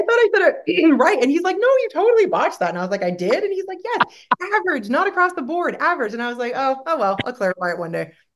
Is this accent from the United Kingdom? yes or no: no; Canada; moved away; I'm from Canada. We like everything to be bubbles and roses and happy